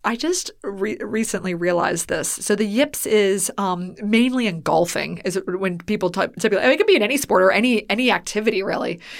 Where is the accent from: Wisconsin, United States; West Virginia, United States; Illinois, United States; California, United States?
West Virginia, United States; Weirton; moved away; I grew up in Weirton, West Virginia, which is right west of Pittsburgh